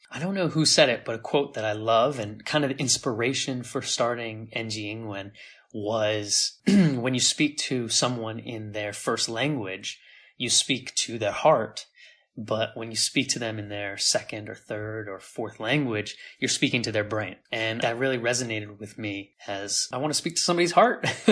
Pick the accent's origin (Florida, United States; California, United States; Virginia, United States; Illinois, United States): California, United States; San Diego; moved away as an adult; also born or lived in India / Thailand; now in Taiwan; San Diego, where I grew up in California